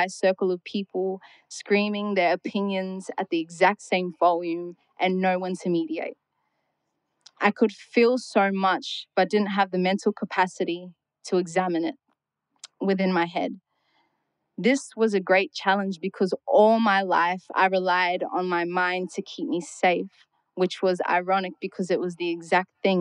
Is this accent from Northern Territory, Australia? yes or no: yes; Darwin, Northern Territory, Australia; I was born and raised up here on Gulamedigan country